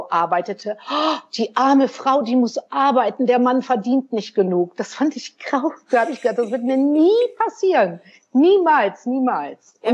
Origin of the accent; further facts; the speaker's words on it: North Rhine-Westphalia, Germany; ich bin ja in den 60er Jahren groß geworden im Sauerland. Auch klassische Familie, Mutter zu Hause, Vater hat gearbeitet.